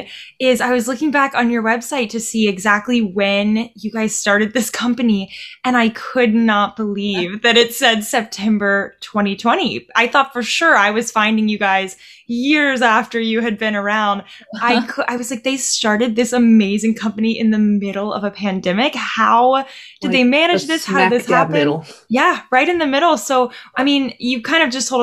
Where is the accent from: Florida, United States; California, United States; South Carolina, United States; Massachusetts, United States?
Florida, United States; Panama City; I'm from Panama City in the Panhandle.